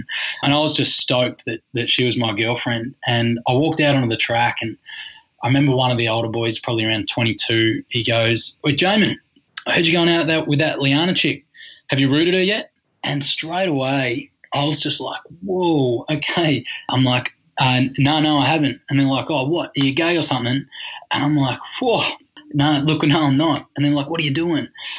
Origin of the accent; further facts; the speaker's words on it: Leongatha, Victoria, Australia; growing up in Leangatha and being the eldest of three boys